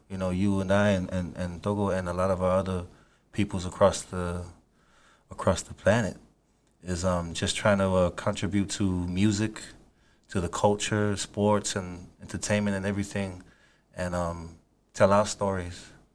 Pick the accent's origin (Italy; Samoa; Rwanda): Samoa; Apia; moved away as an adult; now in New Zealand; I'm from Samoa, Apia City. That's where I grew up.